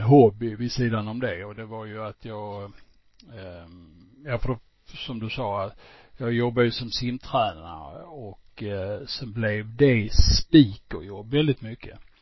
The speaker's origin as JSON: {"language": "Swedish", "town": "Malmö", "region": "Skåne", "country": "Sweden", "tie": "born or raised there", "also_born_or_lived": "Stockholm / Landskrona", "accent": "Scanian", "lives_now": "Falsterbonäset, Sweden"}